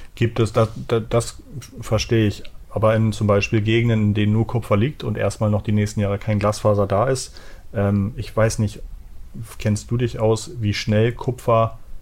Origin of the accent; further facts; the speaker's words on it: Hamburg, Germany; ich bin aus Hamburg.